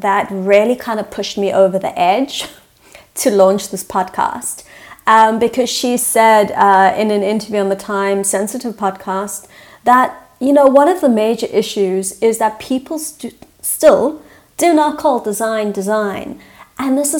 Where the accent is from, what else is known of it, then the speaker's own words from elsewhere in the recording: South Africa; I'm South African, so I might speak English, but it's a very different English to, you know, an American or a British